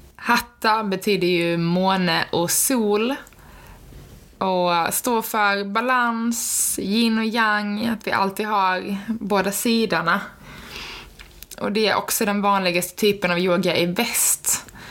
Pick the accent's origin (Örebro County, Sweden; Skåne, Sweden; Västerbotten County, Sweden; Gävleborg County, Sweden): Skåne, Sweden; now in Linköping, Sweden; Jag kommer från Skåne, men eh, som ni säkert hör på min dialekt